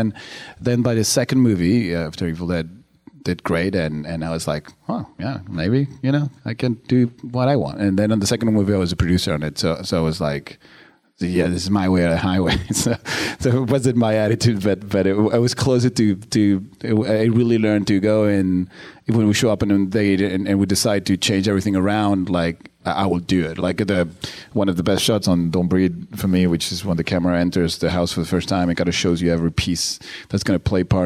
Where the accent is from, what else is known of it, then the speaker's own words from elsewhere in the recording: Uruguay; I'm from Uruguay